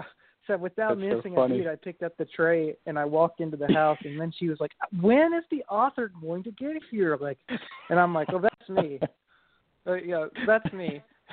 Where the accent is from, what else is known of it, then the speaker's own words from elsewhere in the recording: Kentucky, United States; I'm from Kentucky